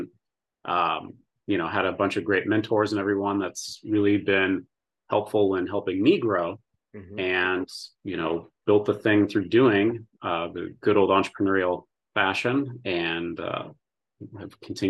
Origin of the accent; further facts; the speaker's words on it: Indiana, United States; from Indiana, born and raised in Indiana and Midwest. Dad was with FedEx when I was a kid, so we did a lot of moving around the Midwest, but majority of Indiana.